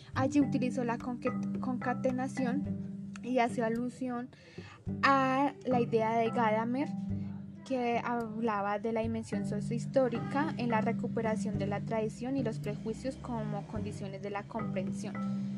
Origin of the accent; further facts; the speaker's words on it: Santander, Colombia; soy oriunda de Santander